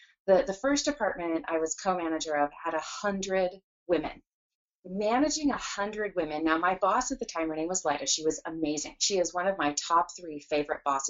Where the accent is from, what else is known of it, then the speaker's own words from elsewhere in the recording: San Jose, California, United States; moved away as an adult; also born or lived in Edina, Minnesota; now in Seattle, United States; California, which is where I grew up. So we lived in Silicon Valley in the San Jose area for almost my entire school, grade school, high school, college, first career.